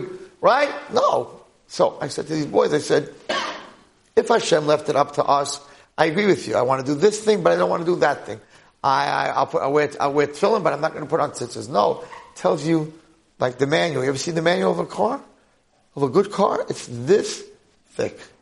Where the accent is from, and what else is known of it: United States; accent: American